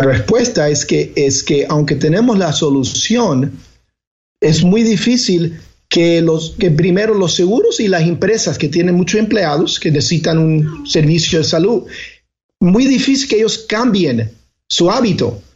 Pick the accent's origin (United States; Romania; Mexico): United States; Elizabeth, New Jersey; yo me crié, crié en New Jersey, en Elizabeth, New Jersey, había una comunidad eh, latina, particularmente cubana, muy grande